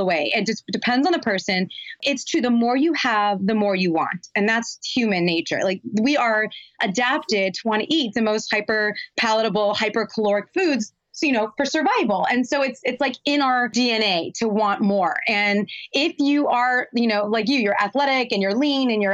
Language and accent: English; Los Angeles, California, United States; I grew up in Los Angeles